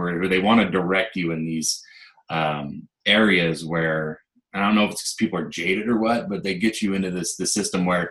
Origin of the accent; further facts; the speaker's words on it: The Dalles, Oregon, United States; I grew up here. Wasn't born here, but I've lived here. I'm 28, and I've lived here for 27 and a half years, so nice. It's my hometown.